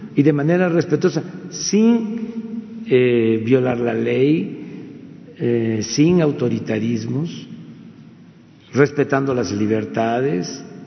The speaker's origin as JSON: {"language": "Spanish", "town": "Tepetitán", "region": "Tabasco", "country": "Mexico", "tie": "born or raised there", "said": "Nosotros éramos niños en aquel entonces, mi pueblo, en Tepetitán"}